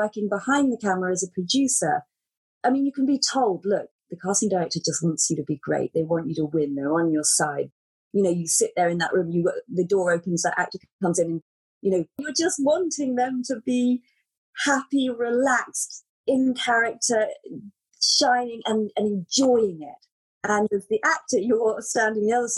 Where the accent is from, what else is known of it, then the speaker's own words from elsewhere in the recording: United Kingdom; moved away; I'm British and it's very different there.